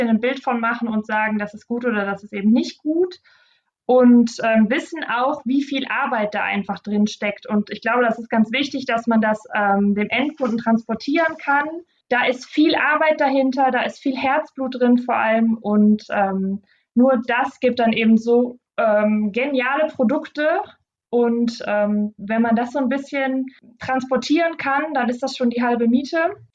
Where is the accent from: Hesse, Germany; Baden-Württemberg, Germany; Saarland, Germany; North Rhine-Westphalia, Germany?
North Rhine-Westphalia, Germany; Solingen; wohnen ja jetzt auch in, in Solingen zwischen Düsseldorf und Köln gelegen. Mhm. Ähm, wir sind hier aufgewachsen im Stadtteil Olix